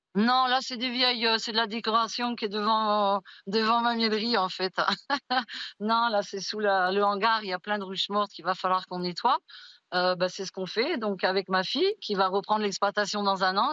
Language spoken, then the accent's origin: French; Haute-Ariège, Occitania, France; chez moi en Haute-Ariège